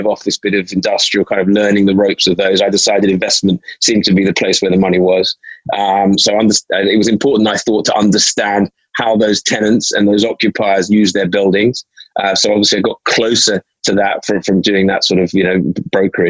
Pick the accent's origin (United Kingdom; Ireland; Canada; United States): United Kingdom; London; So I grew up in North London, predominantly in an area around called Hampstead, which I've been in for most of my life now